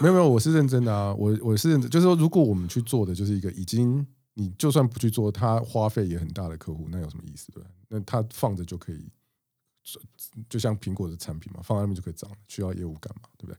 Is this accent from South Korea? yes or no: no; Chiayi, Taiwan; 我是嘉义出生的